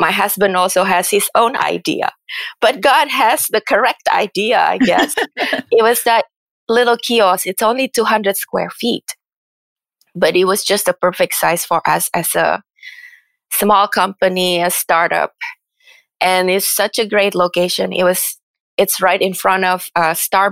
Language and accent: English; Indonesia; also born or lived in Philadelphia / San Francisco; now in United States; Indonesia is my home country